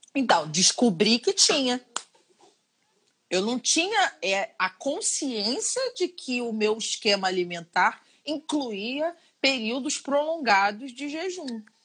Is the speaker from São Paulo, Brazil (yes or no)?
no; Rio de Janeiro, Brazil; sou carioca. Sou carioca e minha primeira infância foi toda em Santa Teresa